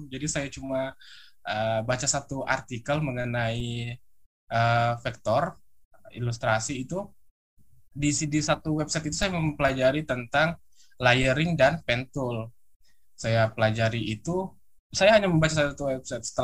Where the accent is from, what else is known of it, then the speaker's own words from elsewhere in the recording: Tanjung Selor, North Kalimantan, Indonesia; now in Makassar, Indonesia; Saya berasal dari kota Tanjung Selor, Kalimantan Utara. Saya sekarang eh, sebagai mahasiswa di salah satu Universitas Negeri Makassar.